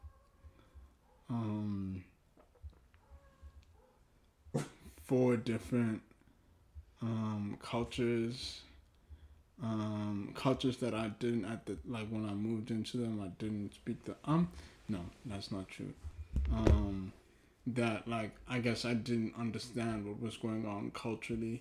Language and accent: English; South Africa; first language Twi; English is a second language; moved away; also born or lived in Ghana; I grew up in South Africa